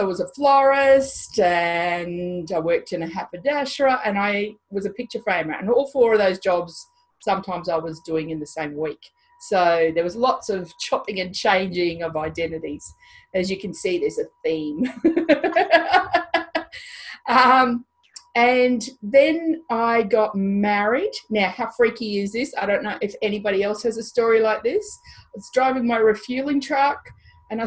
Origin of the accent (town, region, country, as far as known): Mount Isa, Queensland, Australia; born or raised there; also born or lived in India / New Guinea